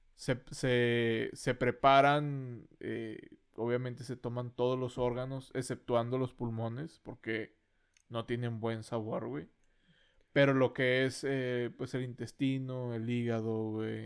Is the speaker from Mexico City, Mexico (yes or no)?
no; Monterrey, Nuevo León, Mexico; accent: norteño; somos del norte